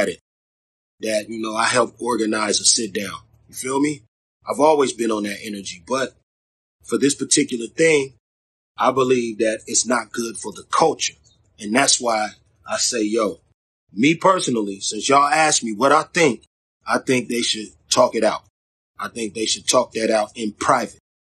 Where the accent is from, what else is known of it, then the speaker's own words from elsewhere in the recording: Long Beach, California, United States; I'm from Long Beach, California